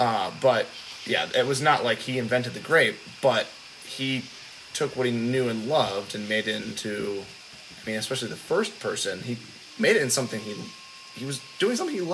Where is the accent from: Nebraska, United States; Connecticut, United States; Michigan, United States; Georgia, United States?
Michigan, United States; So I'm from Michigan, and big boating scene.